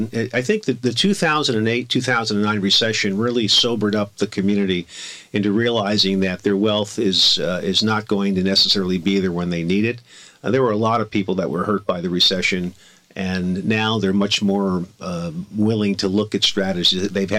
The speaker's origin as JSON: {"language": "English", "town": "Miami", "region": "Florida", "country": "United States", "also_born_or_lived": "Boston", "lives_now": "California, United States", "said": "I came out here from Miami, Florida, and passed the California bar after attending law school"}